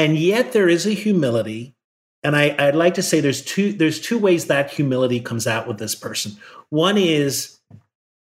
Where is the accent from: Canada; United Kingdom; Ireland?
Ireland; moved away as an adult; now in United States; I grew up in Ireland